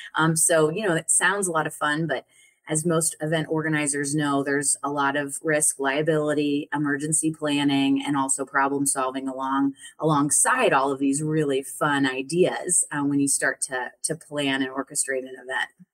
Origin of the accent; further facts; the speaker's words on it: Colorado, United States; I'm from Colorado originally. And um, yeah, and I grew up there